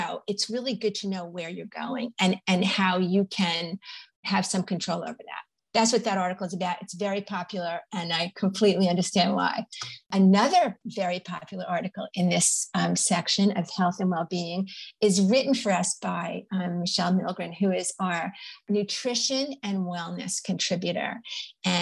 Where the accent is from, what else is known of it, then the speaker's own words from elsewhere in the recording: New York, United States; I'm a New Yorker and a New York Times reader.